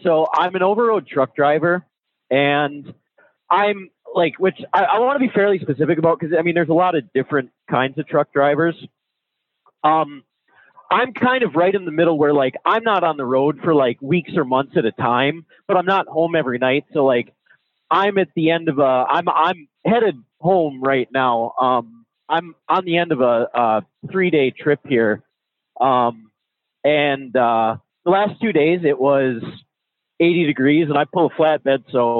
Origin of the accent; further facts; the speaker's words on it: Minnesota, United States; Yeah, I am from Minnesota.